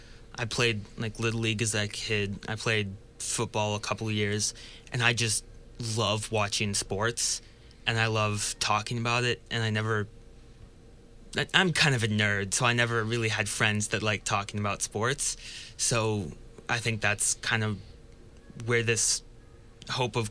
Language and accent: English; Chicago, Illinois, United States; Coming from Chicago